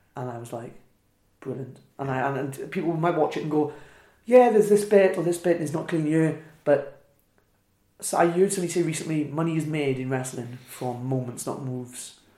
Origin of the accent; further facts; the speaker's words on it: Wales, United Kingdom; accent: Welsh; moved away as an adult; also born or lived in Midlands; moving out of Wales to the Midlands made me realise how Welsh I was